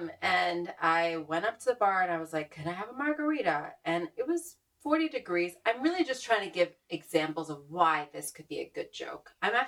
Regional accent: Northeast, United States; I'm from the Northeast. For better or worse, I know I have a kind of different kind of upbringing, but ultimately I think I'm very informed by Northeastern humor.

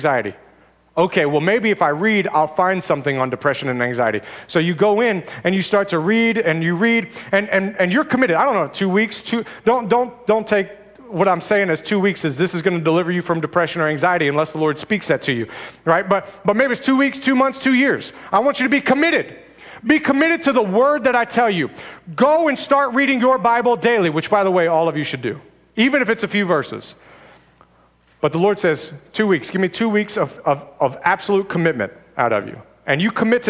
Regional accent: United States

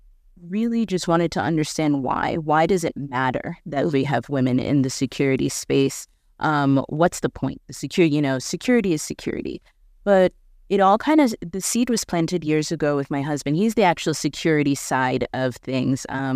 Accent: New York, United States; moved away as an adult; also born or lived in South Sudan; now in Nairobi, Kenya; I'm from New York. I had access to everything.

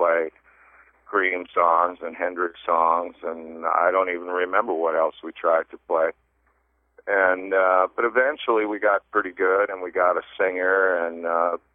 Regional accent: Toronto, Ontario, Canada; moved away as an adult; also born or lived in North Bay, Ontario / Sudbury, Ontario / Ottawa / London, England; grew up in Toronto, and then my family, because of my dad's work, we moved around a little bit up to some of these northern Ontario towns like North Bay and Sudbury

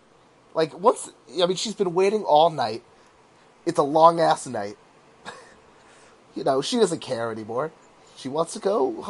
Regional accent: New York, United States; now in Chicago, United States; I'm from New York

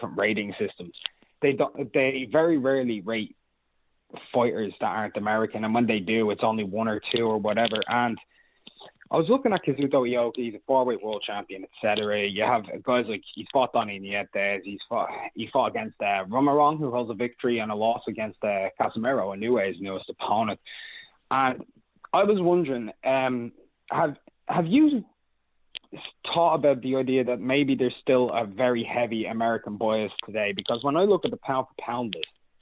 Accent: Ireland; I'm from Ireland

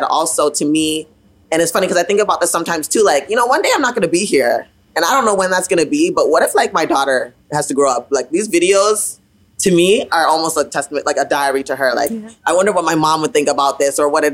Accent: Ottawa, Ontario, Canada; I grew up in Ottawa, right? Ottawa, like I said, like late 80s, early 90s.

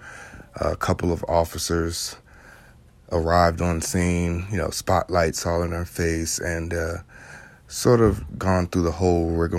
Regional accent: North Chesterfield, Virginia, United States; born and raised in Chesterfield, Virginia, what is now North Chesterfield, Virginia

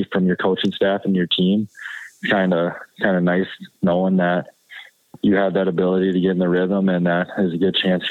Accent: United States; being American

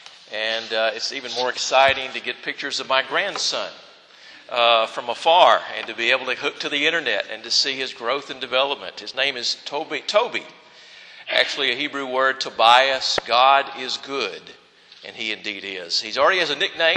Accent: the South, United States; accent: southern; first language English; I wanted to be born in the United States of America, or that I wanted to speak English as my first language, or that I would want to take on the accent of the southern states

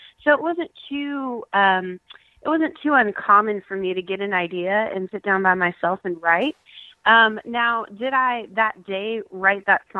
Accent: Bakersfield, California, United States; moved away as an adult; now in Nashville, United States; I am from Bakersfield, California, which is my hometown

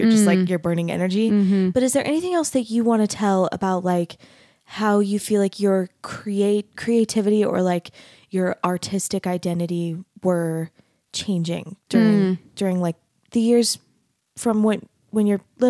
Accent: Arizona, United States; I grew up in Arizona

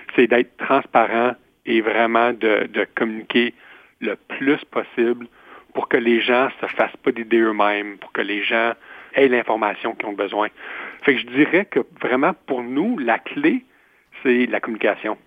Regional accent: Ontario, Canada; also born or lived in Guelph; je suis franco-ontarien

